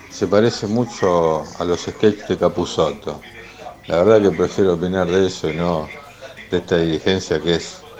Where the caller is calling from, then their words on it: Banfield, Buenos Aires Province, Argentina; de Banfield